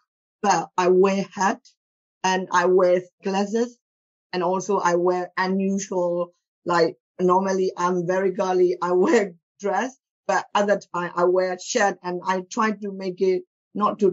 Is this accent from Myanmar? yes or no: yes; Myanmar; moved away as an adult; now in United Kingdom; I grew up in Myanmar until I was 26. I came here in 26 years old.